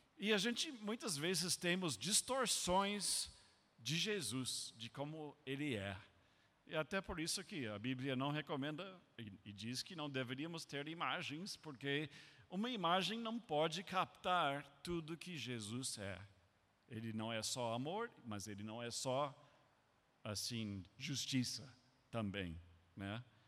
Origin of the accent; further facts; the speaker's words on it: United States; Portuguese is a second language; moved away as an adult; also born or lived in Brazil; eu como americano